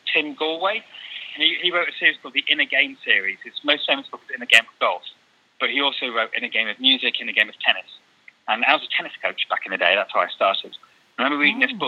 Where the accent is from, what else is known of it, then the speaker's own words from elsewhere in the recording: England, United Kingdom; I'm not Chinese, I'm sort of from England